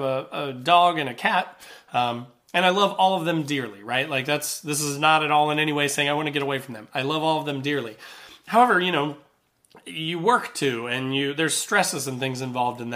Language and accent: English; Southern Indiana, United States; I grew up in Southern Indiana